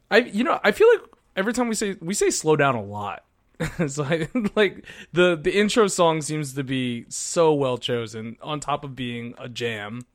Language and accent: English; Philippines; I'm Filipino